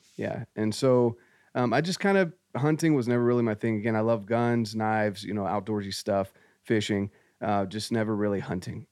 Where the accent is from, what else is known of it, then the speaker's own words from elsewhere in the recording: North Carolina, United States; moved away; I grew up in Scouts, I, I got my Eagle Scout, my dad was very active in scouting, um, we did a lot of camping, hiking, and, uh, this was in North Carolina